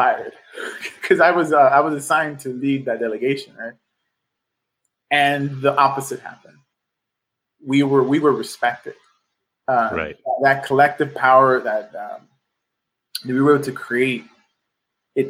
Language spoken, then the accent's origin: English; Los Angeles, California, United States; I'm a lifelong Angeleno. I grew up in South Central.